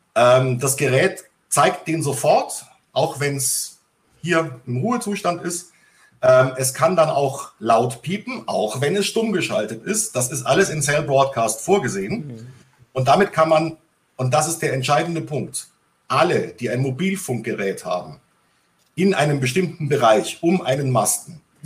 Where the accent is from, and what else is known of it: Bavaria, Germany; born or raised there